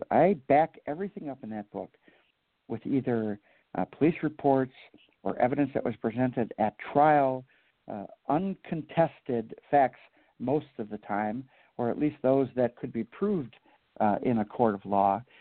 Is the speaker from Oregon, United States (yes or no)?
no; New Orleans, Louisiana, United States; I am from New Orleans, yeah.